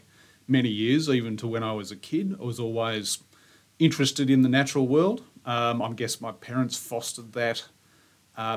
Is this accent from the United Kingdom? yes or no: no; Queenscliff, Victoria, Australia; I grew up in Queenscliff